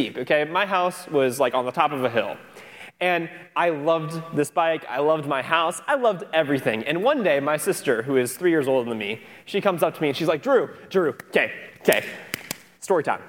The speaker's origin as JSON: {"language": "English", "town": "Cedar Rapids", "region": "Iowa", "country": "United States", "moved": "yes", "lives_now": "Florida, United States", "said": "I'm from Cedar Rapids, Iowa"}